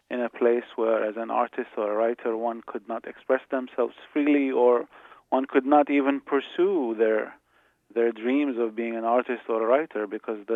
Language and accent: English; Iraq; moved away; Even though I left, but in a way, all Iraqis of my generation witnessed all of this.